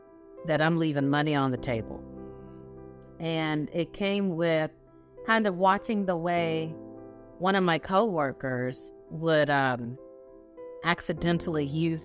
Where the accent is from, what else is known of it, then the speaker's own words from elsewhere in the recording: Texas, United States; also born or lived in Kentucky; So I was actually born in Kentucky, raised in Texas by way of Nigeria. So my parents are Nigerian. I'm a first generation American.